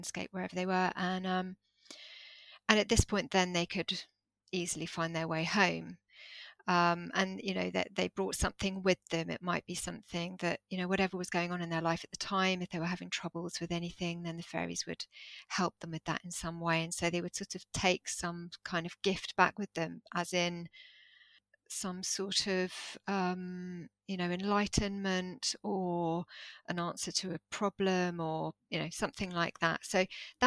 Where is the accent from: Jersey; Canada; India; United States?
Jersey; I started attending these workshops in Jersey, because I grew up in Jersey